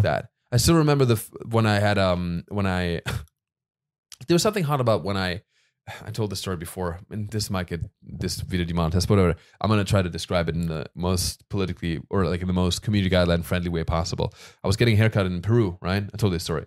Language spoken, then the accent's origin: English; Germany; moved away; I'm from Germany.